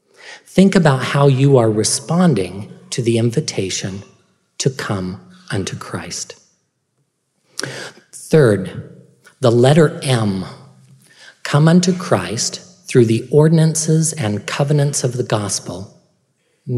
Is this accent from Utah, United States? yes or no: yes; Perry, Utah, United States; I grew up in Perry, Utah